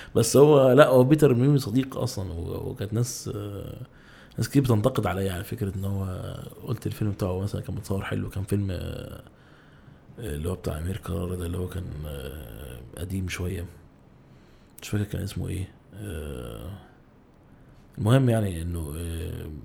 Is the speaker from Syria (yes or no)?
no; Egypt; احنا عندنا في مصر